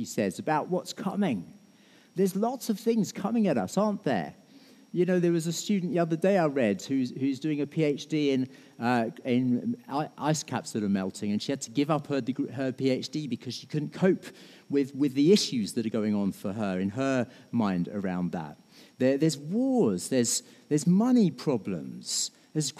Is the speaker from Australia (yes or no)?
no; United Kingdom; we're British